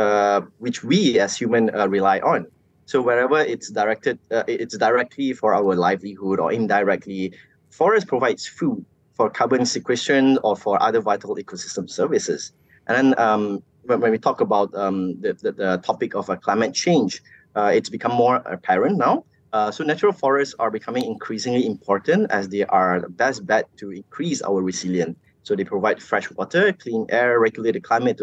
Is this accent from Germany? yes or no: no; Malaysia; as Malaysian